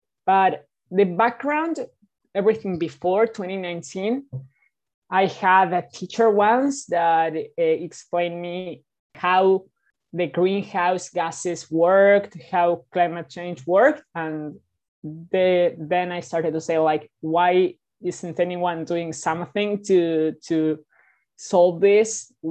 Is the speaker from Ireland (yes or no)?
no; Buenos Aires, Argentina; I am 16 years old and I am from Buenos Aires, Argentina.